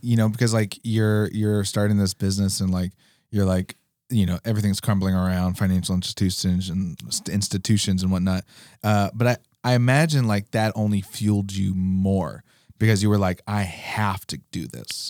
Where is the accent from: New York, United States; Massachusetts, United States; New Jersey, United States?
New York, United States; now in Alaska, United States; when I grew up in New York, hockey wasn't even an option